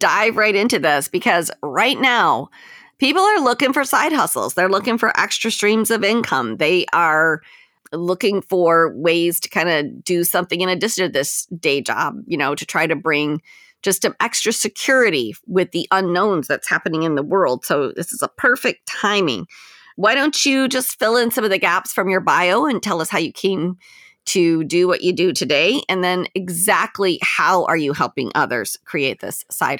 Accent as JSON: {"language": "English", "town": "Westland", "region": "Michigan", "country": "United States", "tie": "born or raised there", "said": "I grew up in Westland. That's actually exactly where I'm from."}